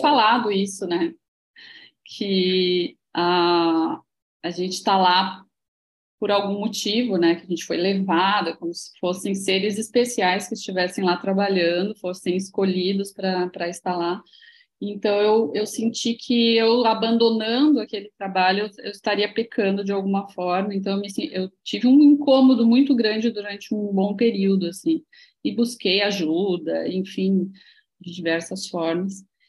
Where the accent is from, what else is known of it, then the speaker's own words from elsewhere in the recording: Santa Maria, Rio Grande do Sul, Brazil; moved away as an adult; now in Florianópolis, Brazil; É, eu não sou daqui, eu sou gaúcha. Sou gaúcha de Santa uhum. Maria, Rio Grande do Sul